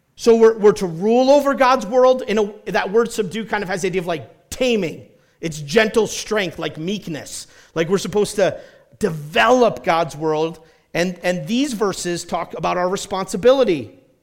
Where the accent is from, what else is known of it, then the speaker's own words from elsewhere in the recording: New Hampshire, United States; moved away as an adult; also born or lived in South Carolina / Indiana / Colorado; I grew up in New Hampshire and I've lived in South Carolina.